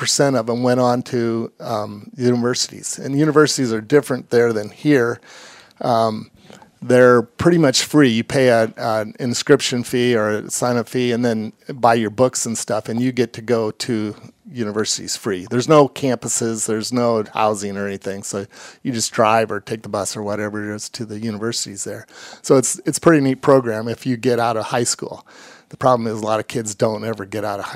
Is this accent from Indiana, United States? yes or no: yes; Warsaw, Indiana, United States; also born or lived in Nappanee, Indiana; we actually moved here. I was seven from Napanee and went to a elementary school